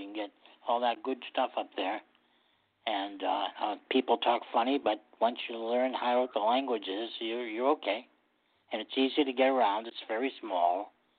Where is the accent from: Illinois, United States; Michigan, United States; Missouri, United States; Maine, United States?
Maine, United States; Portland; moved away; I come from Portland, Maine. I never thought much about Portland, Maine.